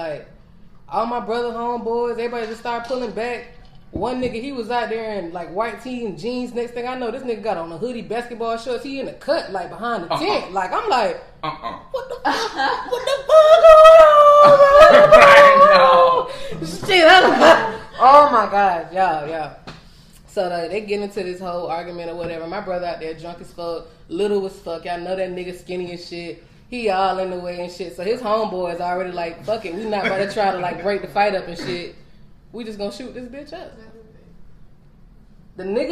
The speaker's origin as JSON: {"language": "English", "area": "the Midlands", "region": "South Carolina", "country": "United States", "said": "I'm from the Met. Where a lot of Live PD be going down"}